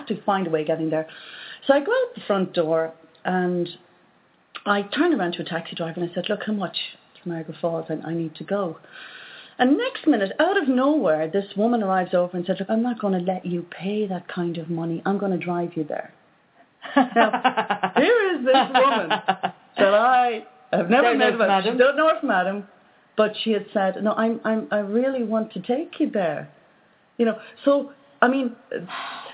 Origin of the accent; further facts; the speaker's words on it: Ireland; from Ireland